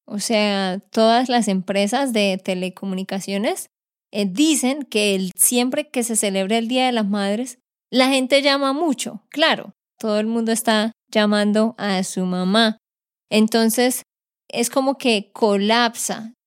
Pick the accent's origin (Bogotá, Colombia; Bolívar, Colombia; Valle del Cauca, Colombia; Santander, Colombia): Santander, Colombia; de Santander, Colombia